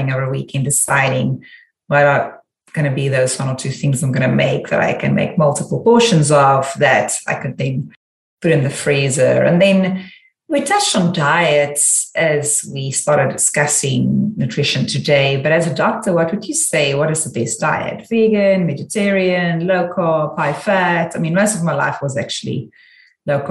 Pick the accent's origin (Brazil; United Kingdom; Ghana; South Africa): South Africa; moved away as an adult; now in United States; I'm South African